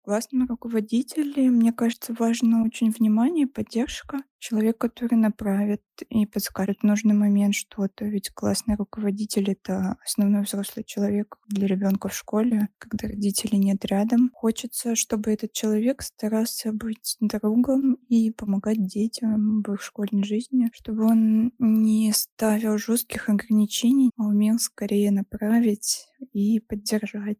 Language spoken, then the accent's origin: Russian; Saint Petersburg, Russia; Мне 34, я из Петербурга.